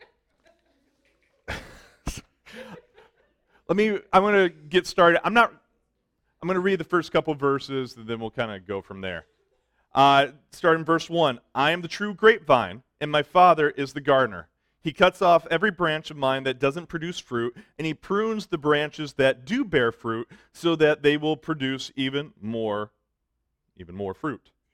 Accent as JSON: {"language": "English", "town": "Detroit", "region": "Michigan", "country": "United States", "said": "I'm from Detroit. okay? I've always lived in the city."}